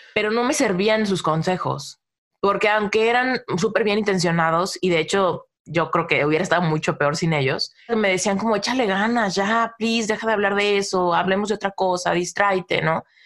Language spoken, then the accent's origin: Spanish; Mexico; Soy mexicana, ¿no? Y en México yo siempre fui como de las más románticas, ¿no? Desde mi pubertad